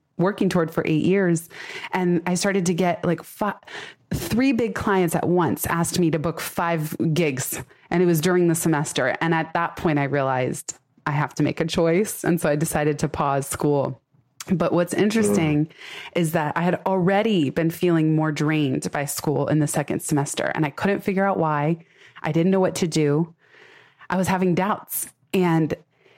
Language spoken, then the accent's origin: English; San Francisco, California, United States; I was born in San Francisco, raised in the Bay Area.